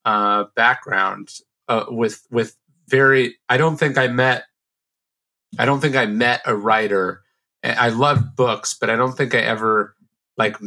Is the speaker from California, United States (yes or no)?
yes; Sacramento, California, United States; I grew up in Sacramento, which is a pretty conservative